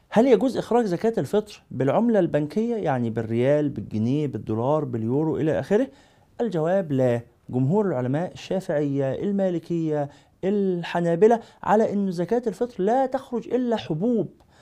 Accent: Egypt; عندنا في مصر

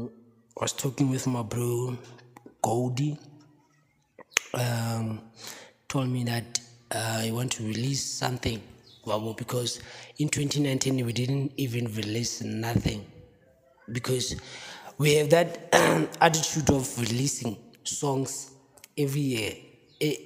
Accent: Free State, South Africa; So I grew up in Vergeredevlei in a township called Tebong

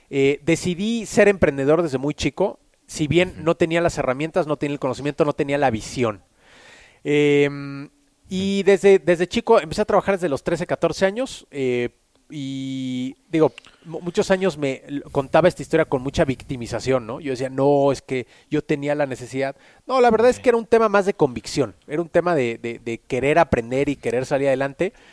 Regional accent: Mexico City, Mexico; born there; nací en la Ciudad de México, tengo 35 años, nací en 1985

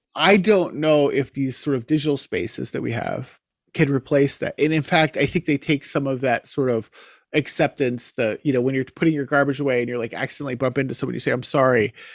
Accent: King of Prussia, Pennsylvania, United States; moved away as an adult; now in Canada; growing up near King of Prussia

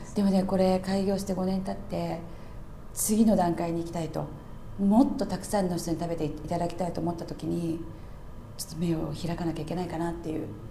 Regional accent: Japan; now in London, United Kingdom; 私は日本で育ってて

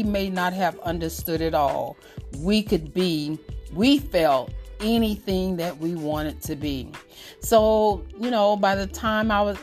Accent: Miami, Florida, United States; We grew up in Miami and the projects and things like

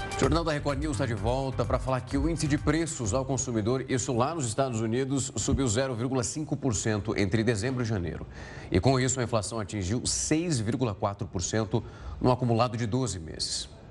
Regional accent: Ribeirão Preto, São Paulo, Brazil; Eu sou de Ribeirão Preto

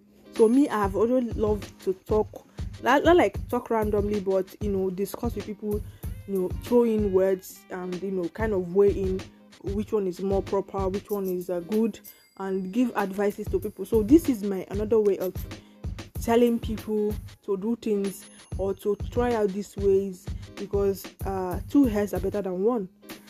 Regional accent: England, United Kingdom; I'm an English person, I'm an English girl.

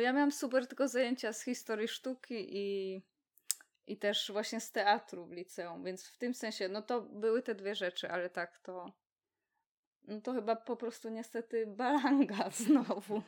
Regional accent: Poznań, Greater Poland, Poland; jesteśmy z Poznania

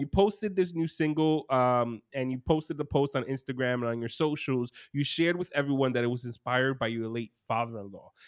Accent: New York City, New York, United States; I grew up in Brooklyn as well.

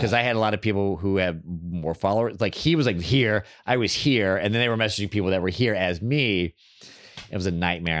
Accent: Texas, United States; now in Los Angeles, United States; I grew up in Texas, but I didn't grow up religious

